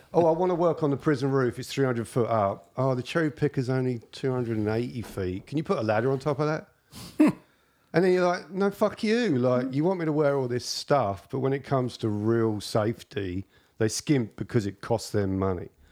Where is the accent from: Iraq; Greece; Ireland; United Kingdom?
United Kingdom; England; moved away as an adult; now in Canada; as far as this Englishman's concerned